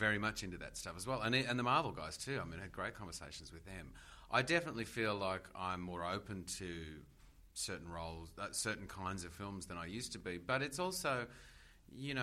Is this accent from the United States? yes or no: no; Australia; as an Australian